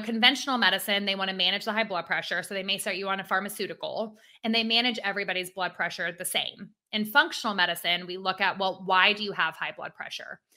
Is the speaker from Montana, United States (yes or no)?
no; Atlanta, Georgia, United States; I am an Atlanta native.